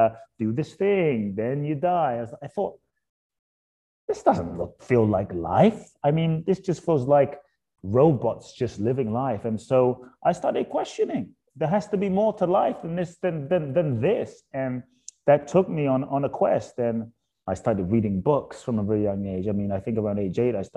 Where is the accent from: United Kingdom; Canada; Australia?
United Kingdom; London; born or raised there; also born or lived in Ghana; now in United States